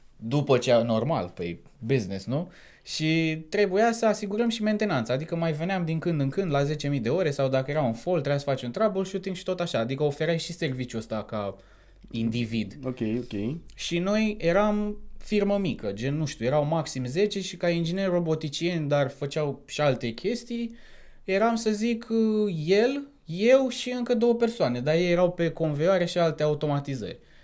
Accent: Topoloveni, Argeș, Romania; moved away as an adult; also born or lived in Bucharest, Romania; now in United Kingdom; am 30 de ani, sunt din Topoloveni

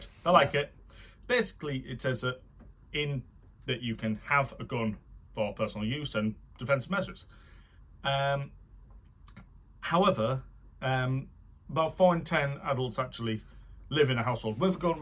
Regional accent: United Kingdom; also born or lived in Canada; I, as a Canadian born British person

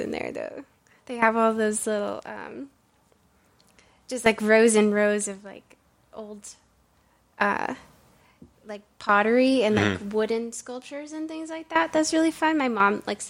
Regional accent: Middle Tennessee, United States; I'm from Middle Tennessee, is where my parents are from

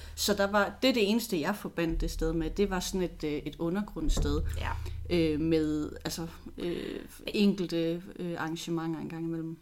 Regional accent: Odense, Southern Denmark, Denmark; jeg er født og opvokset i Odense

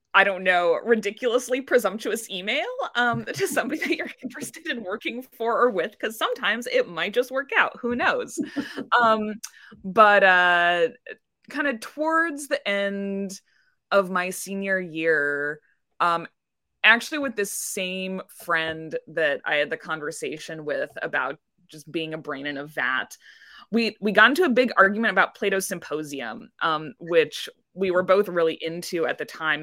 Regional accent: Indianapolis, Indiana, United States; moved away as an adult; now in Gustavus, United States; I grew up in Indianapolis, Indiana

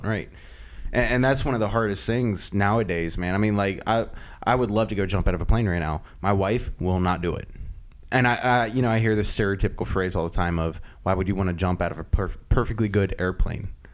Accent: Loudoun County, Northern Virginia, United States; moved away as an adult; Northern Virginia.

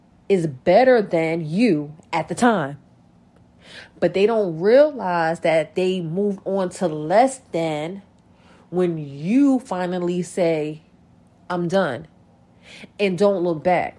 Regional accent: North New Jersey, United States; North New Jersey, my hometown

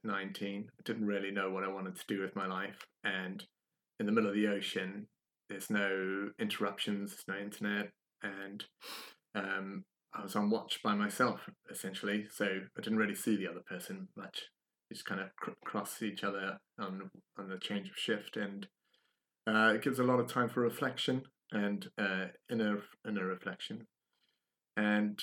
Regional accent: South Africa; moved away; I'm from South Africa originally

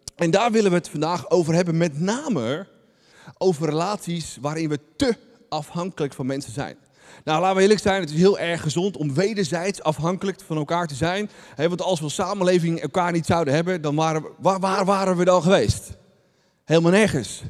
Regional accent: Netherlands; Wij zijn echte Nederlanders.

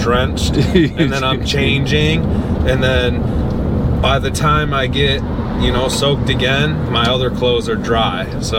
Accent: Detroit, Michigan, United States; moved away as an adult; now in Naples, United States; Detroit, Michigan, and I moved here end of 2019.

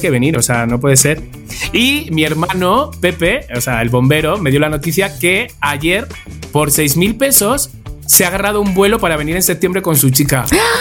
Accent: Spain; somos los españoles

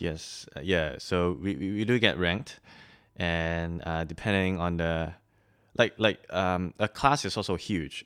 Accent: Malaysia; also born or lived in Shanghai, China; now in Australia; I'm from Malaysia. Um, yeah, and I've grew up there half my life, but, um, half my life somewhere else

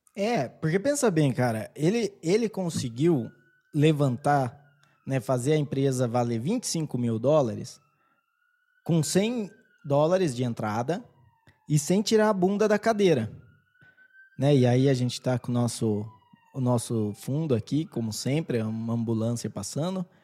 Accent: Brazil; accent: caipira; o meu sotaque, eu acho que ele é muito caipira

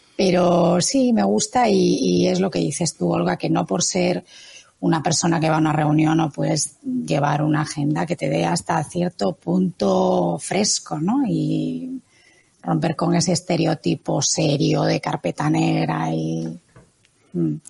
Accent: Galicia, Spain; mis vivencias en mi tierra, yo soy gallega

